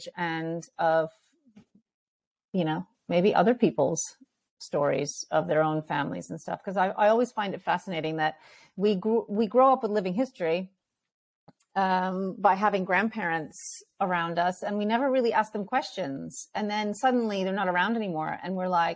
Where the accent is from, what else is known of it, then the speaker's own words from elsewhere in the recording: New York City, New York, United States; English is a second language; I was born in New York City. And I basically kind of I didn't speak English until I was about seven. And you know, I grew up in what they call Ukrainsky Osredok, which is like the heart of the Ukrainian community.